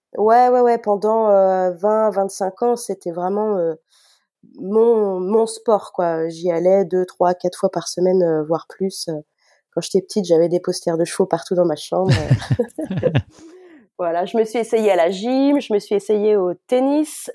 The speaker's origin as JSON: {"language": "French", "town": "Nantes", "region": "Pays de la Loire", "country": "France", "tie": "born or raised there", "said": "Je suis nantaise, euh, je vis toujours dans la région nantaise. J'ai eu l'occasion de vadrouiller euh, à certaines périodes de ma vie, mais je suis revenue euh, dans ma région natale"}